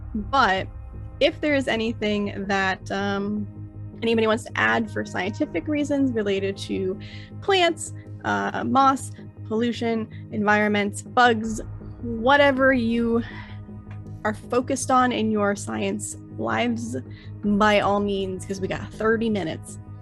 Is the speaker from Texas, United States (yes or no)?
no; Florida, United States; I'm from Florida